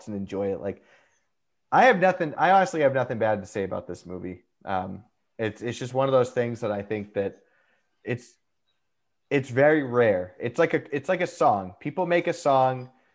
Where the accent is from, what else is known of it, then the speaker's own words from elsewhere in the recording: Boston, Massachusetts, United States; I'm also from Boston